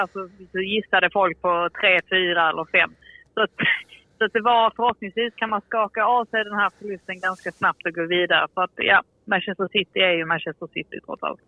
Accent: Sweden; som svensk

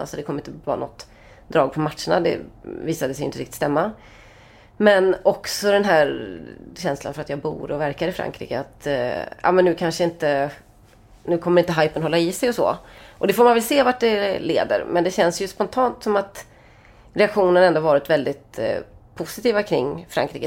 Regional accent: Sweden; vi är från Sverige

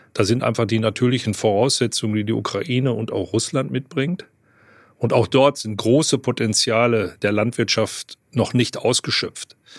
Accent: North Rhine-Westphalia, Germany; ich komme aus Westfalen

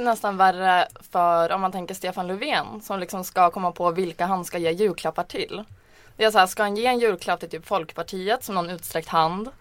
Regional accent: Jämtland, Sweden; moved away; jag är ju från Jämtland från början

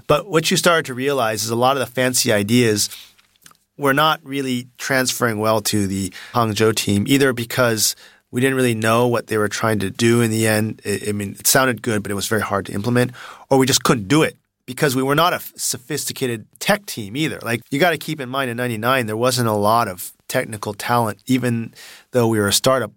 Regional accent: Palo Alto, California, United States; moved away as an adult; now in China; I grew up in Palo Alto

